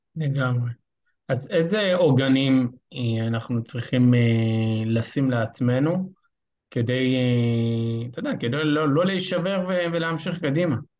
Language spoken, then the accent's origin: Hebrew; Rosh HaAyin, Central District, Israel; אני ראש העין